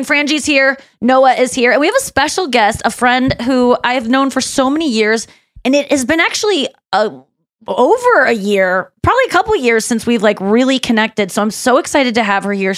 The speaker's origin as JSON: {"language": "English", "town": "St. Louis", "region": "Missouri", "country": "United States", "tie": "born or raised there", "said": "I was already in deep in my hometown."}